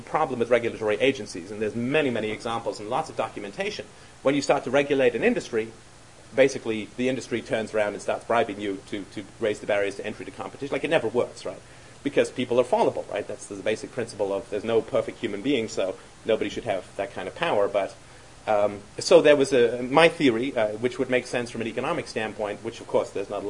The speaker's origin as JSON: {"language": "English", "region": "London", "country": "United Kingdom", "tie": "born or raised there", "said": "I grew up in London"}